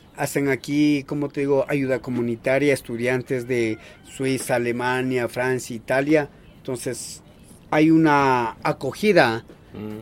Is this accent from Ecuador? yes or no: yes; Salasaca, Tungurahua, Ecuador; first language Kichwa; Spanish is a second language